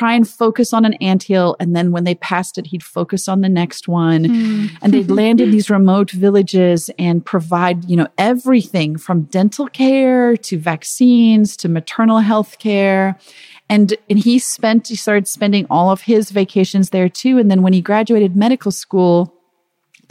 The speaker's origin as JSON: {"language": "English", "area": "Zululand", "region": "KwaZulu-Natal", "country": "South Africa", "tie": "born or raised there", "said": "I was born in Zululand, where he was working at the time as a doctor."}